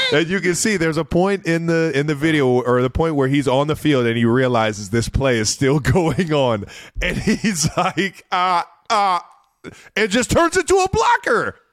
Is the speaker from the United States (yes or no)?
yes; Ohio, United States; our childhood growing up in Ohio.